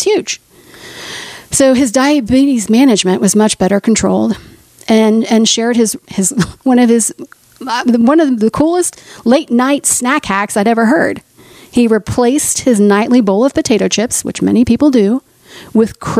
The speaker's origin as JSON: {"language": "English", "town": "Oklahoma City", "region": "Oklahoma", "country": "United States", "tie": "born or raised there", "said": "my hometown of Oklahoma City"}